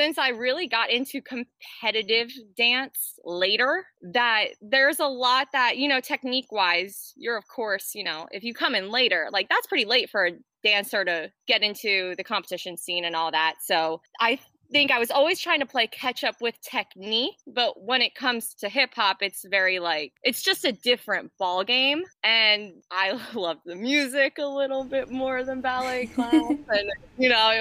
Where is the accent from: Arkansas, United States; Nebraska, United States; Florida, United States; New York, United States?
Florida, United States; also born or lived in New Jersey; We moved to Florida when I was seven, eight